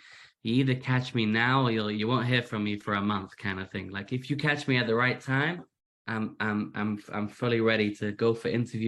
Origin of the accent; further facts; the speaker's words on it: Manchester, North West England, United Kingdom; accent: British; now in United States; I am, as you can hear from my accent, British. I'm originally from Manchester. My accent's become a little American recently. That's what happens when your wife and kids are all American.